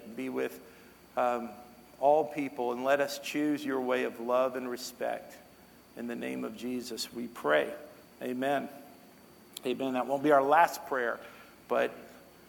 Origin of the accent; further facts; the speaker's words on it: North Texas, United States; moved away; I grew up in North Texas